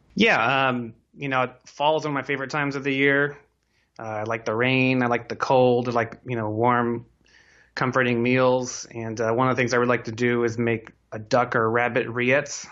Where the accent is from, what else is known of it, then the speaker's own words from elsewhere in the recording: Silicon Valley, California, United States; I grew up here in Silicon Valley